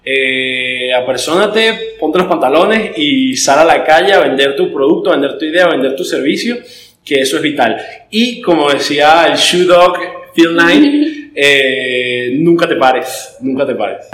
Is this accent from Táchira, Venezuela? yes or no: yes; San Cristóbal, Táchira, Venezuela; moved away as an adult; now in Caracas, Venezuela; soy de San Cristóbal, me vine para acá a Caracas para empezar la universidad hace tres años y medio